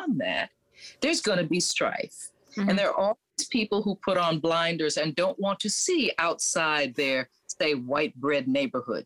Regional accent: New York, United States; I grew up in New York among an international world

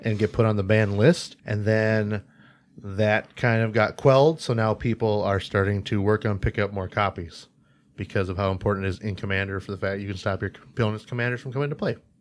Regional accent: Jamestown, North Dakota, United States; I grew up in North Dakota

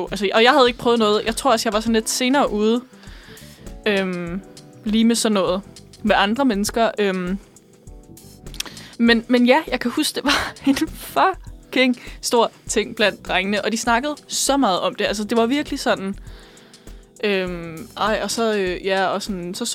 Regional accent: Bornholm, Capital Region of Denmark, Denmark; Jeg er også fra Bornholm.

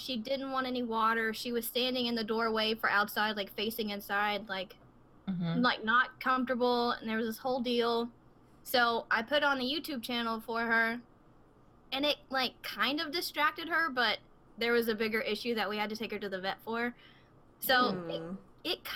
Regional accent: the South, United States; I'm from the South

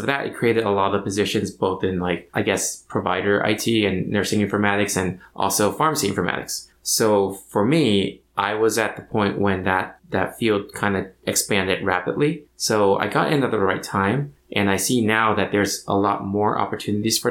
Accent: Orange County, California, United States; I was born and raised in Orange County

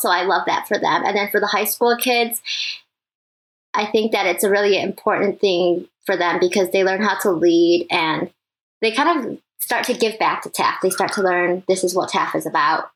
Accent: Michigan, United States; also born or lived in Taiwan; I was born in Taiwan, but I moved here when I was three, so yes, it has felt like Michigan my whole life.

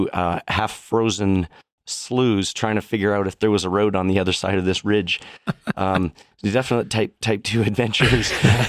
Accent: Sylvan Lake, Alberta, Canada; Yeah, so I grew up in Sylvan Lake in Red Deer, Alberta.

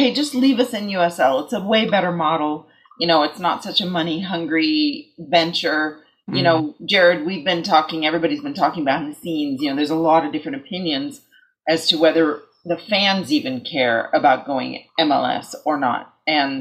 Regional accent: East Bay, California, United States; I grew up in the East Bay.

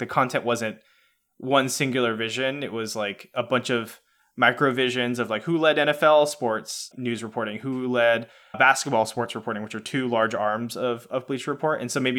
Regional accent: Atlanta, Georgia, United States; also born or lived in West Coast; now in San Francisco Bay Area, United States; me personally, I grew up in Atlanta. I'm a huge Atlanta sports fan, but I moved across the country to the West Coast.

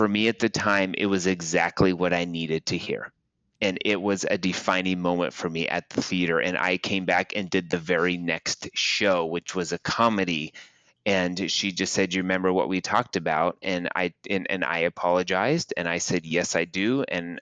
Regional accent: Aurora, Nebraska, United States; I grew up in Aurora

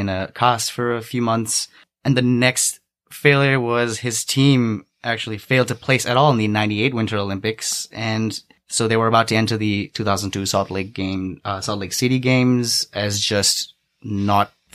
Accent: Singapore; moved away; also born or lived in Australia; I lived in Australia for about like 6-7 years. But I'm from Singapore originally

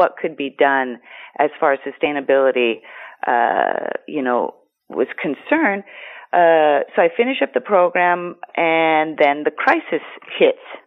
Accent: Seattle, Washington, United States; moved away as an adult; now in Greece; born and raised in Seattle

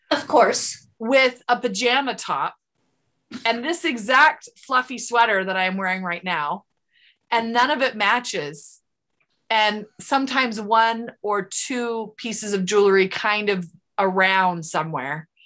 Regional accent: Sandy, Utah, United States; also born or lived in Draper, Utah; now in Woodland Hills, United States; I grew up in Sandy and Draper, Utah.

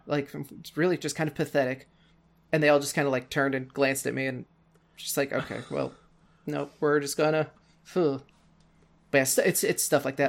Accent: Cape Girardeau, Missouri, United States; United States. I am in a, uh, relatively small city called Cape Girardeau, Missouri

